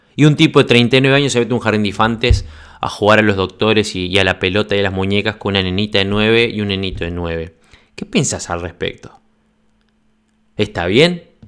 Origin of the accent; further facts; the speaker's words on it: Uruguay; moved away as an adult; also born or lived in Congo / Uganda / Norway; now in Sweden; casi seis años que me fui desde Uruguay